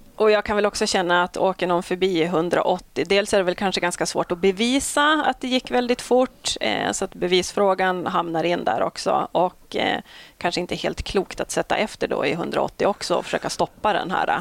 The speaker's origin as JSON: {"language": "Swedish", "town": "Malå", "region": "Västerbotten County", "country": "Sweden", "tie": "born or raised there", "said": "Jag är ju från Västerbottens inland, en eh, superliten kommun mm. Eh, som heter Malå"}